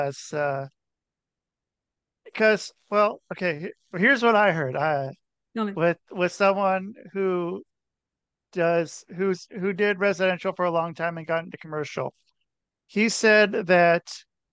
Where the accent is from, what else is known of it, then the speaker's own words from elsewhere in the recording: Portland, Oregon, United States; now in Connecticut, United States; I'm from Portland, Oregon